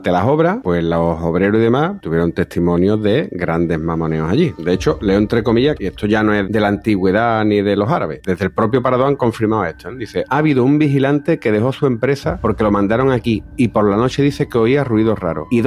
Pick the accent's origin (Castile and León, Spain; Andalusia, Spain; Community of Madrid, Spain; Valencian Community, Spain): Andalusia, Spain; Jaén; Yo me crié en Jaén, tío.